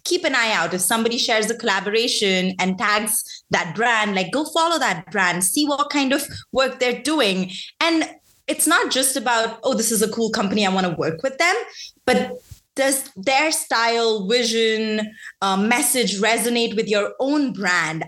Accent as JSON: {"language": "English", "country": "India", "tie": "born or raised there", "moved": "as an adult", "lives_now": "United States", "said": "I grew up in India for I did my undergrad there."}